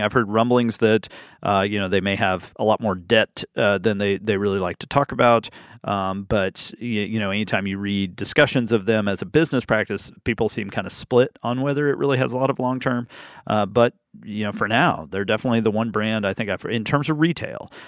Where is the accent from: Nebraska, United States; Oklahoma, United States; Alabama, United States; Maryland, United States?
Alabama, United States; Birmingham; I started in my hometown in Birmingham, Alabama